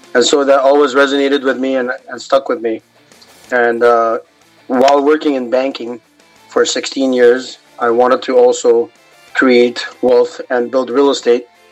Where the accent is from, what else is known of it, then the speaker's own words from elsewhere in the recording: Kuwait; now in Los Angeles, United States; I am from Kuwait, my parents are Lebanese Armenian